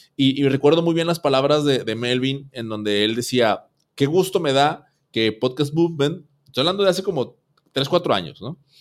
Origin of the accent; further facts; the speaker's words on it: Monterrey, Nuevo León, Mexico; aquí en Monterrey, aquí en mi tierra.